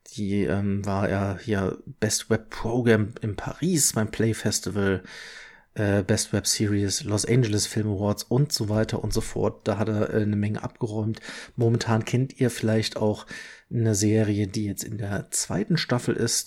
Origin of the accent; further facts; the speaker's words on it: Leverkusen, North Rhine-Westphalia, Germany; now in Ingolstadt, Germany; Ich bin ja gebürtiger Leverkusener